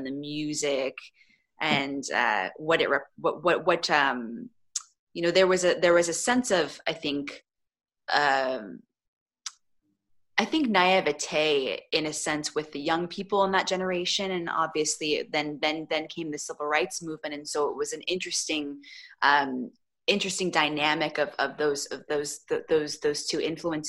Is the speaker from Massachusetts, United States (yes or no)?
no; Orange, California, United States; they shot That Thing You Do in my hometown of Orange, in Orange, California